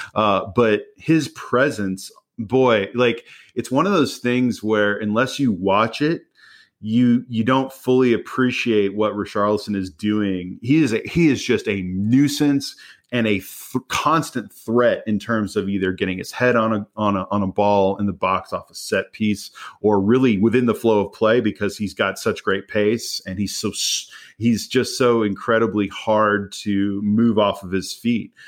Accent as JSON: {"language": "English", "country": "United States", "said": "as an American"}